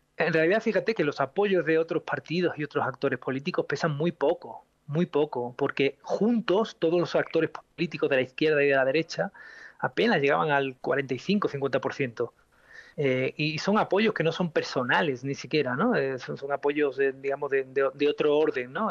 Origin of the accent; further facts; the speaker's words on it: Spain; moved away; mi país de origen, como España